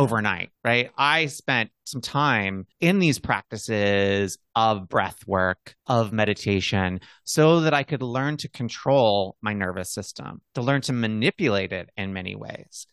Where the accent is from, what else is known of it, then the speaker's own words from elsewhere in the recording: Montana, United States; Having been a gay boy in the Midwest, growing up in Montana